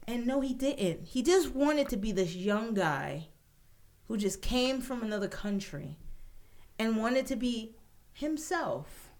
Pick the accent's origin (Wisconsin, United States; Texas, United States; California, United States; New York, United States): New York, United States; I'm a New Yorker born and raised